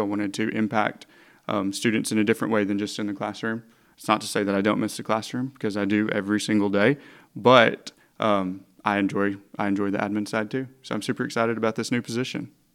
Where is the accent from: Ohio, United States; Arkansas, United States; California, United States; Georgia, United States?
Arkansas, United States; Hot Springs; I'm originally from Hot Springs and went to Fountain Lake, and then I went to Henderson.